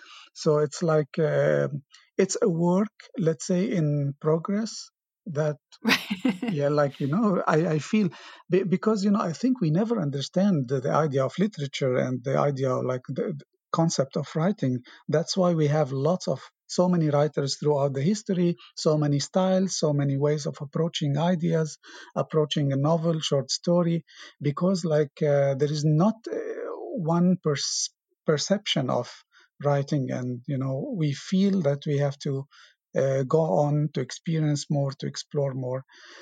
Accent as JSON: {"language": "English", "town": "Beirut", "region": "Beirut Governorate", "country": "Lebanon", "tie": "born or raised there", "second_language": "English", "moved": "yes", "lives_now": "Reykjavík, Iceland", "said": "I still read about that part of the history, like in the 80s, 70s, you know, Beirut, how was the social life there?"}